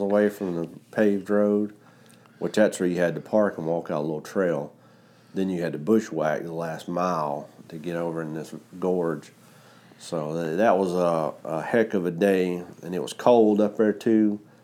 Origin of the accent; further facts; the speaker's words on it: Georgia, United States; Got all the way to my home state